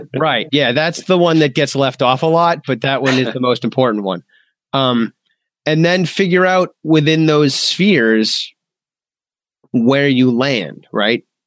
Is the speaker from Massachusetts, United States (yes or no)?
yes; Massachusetts, United States; I'm from Massachusetts.